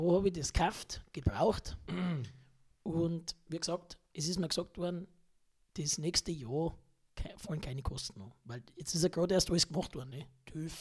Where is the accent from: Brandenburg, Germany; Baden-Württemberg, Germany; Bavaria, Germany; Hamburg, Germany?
Bavaria, Germany; Hagelstadt; ich stamme aus Hagelstadt